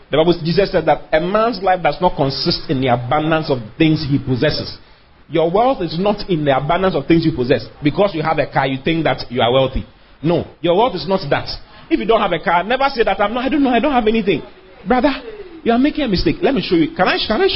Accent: Accra, Greater Accra, Ghana; also born or lived in Kumasi; I was born and raised in Danzuman.

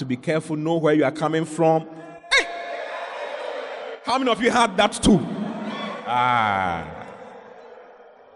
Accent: Accra, Greater Accra, Ghana; moved away as an adult; also born or lived in Dansoman; now in Kumasi, Ghana; I grew up in Accra. I was born in Dansoman. And I grew up in Accra for many years before I went to Kumasi to school, to university

